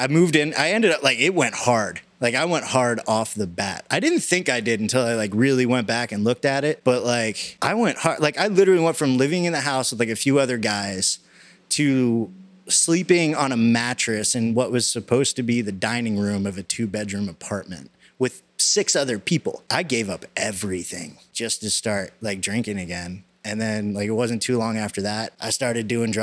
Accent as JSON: {"language": "English", "town": "Silver Spring", "region": "Maryland", "country": "United States", "tie": "born or raised there", "also_born_or_lived": "North Carolina", "said": "I was born in North Carolina, but I grew up in Maryland, same area as Dan, in Silver Spring"}